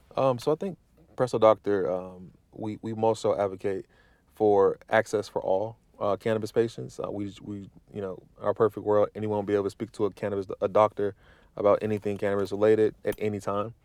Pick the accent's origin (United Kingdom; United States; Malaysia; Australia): United States; Midwest; moved away; growing up in the Midwest